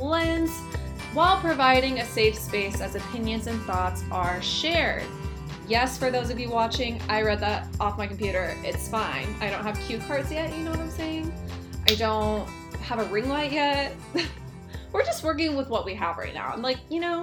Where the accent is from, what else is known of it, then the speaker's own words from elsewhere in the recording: Texas, United States; I was born in Texas on the border